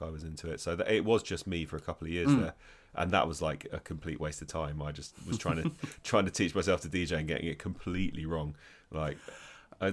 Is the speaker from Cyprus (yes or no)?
no; London, United Kingdom; born there; Yeah, I was born in London.